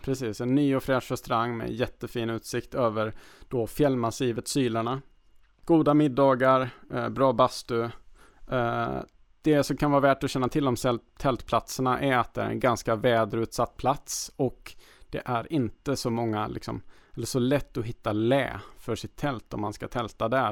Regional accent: Värmland, Sweden; moved away; Jag kommer ju då från, från Värmland

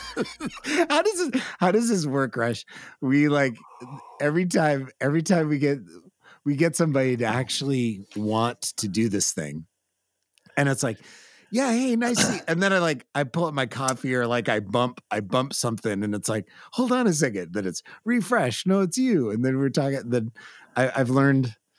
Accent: California, United States; California, born and raised

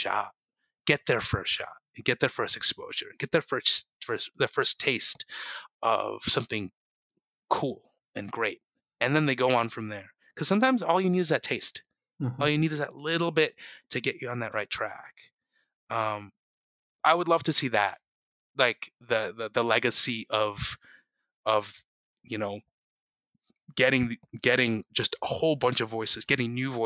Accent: United States; I'm an American and I write like an American

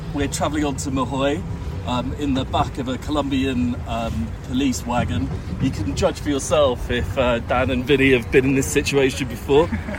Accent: London, United Kingdom; I'm from London.

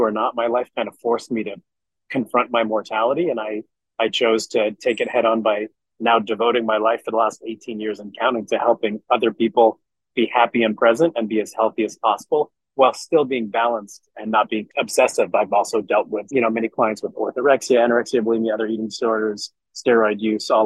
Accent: Montreal, Quebec, Canada; growing up in Montreal, Canada. And so, yeah, I definitely play hockey and speak French

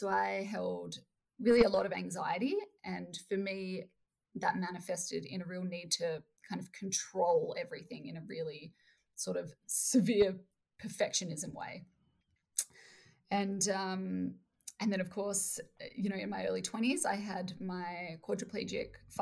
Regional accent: Perth, Western Australia, Australia; I'm from Perth, Australia.

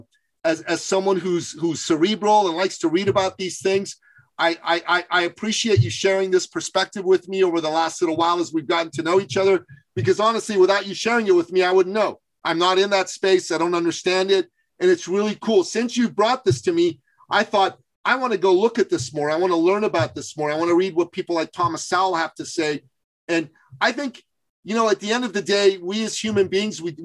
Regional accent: Iran; now in Canada; I'm originally from Iran. I've lived in Canada

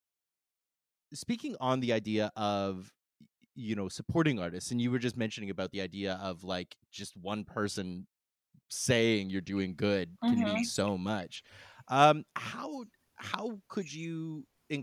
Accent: Canada; I'm Canadian

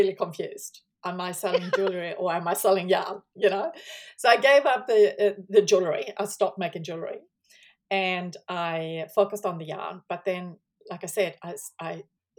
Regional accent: Sweden; moved away as an adult; now in New Zealand; I actually still live in Sweden, because I'm from Sweden

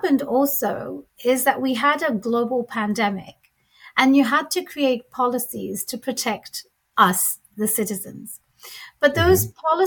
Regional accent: London, United Kingdom; moved away as an adult; now in Seattle, United States; I was born and raised in London

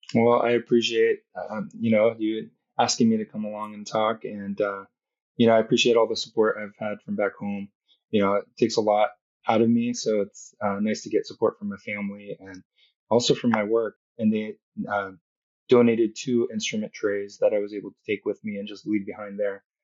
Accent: Southern California, United States; I grew up in Southern California

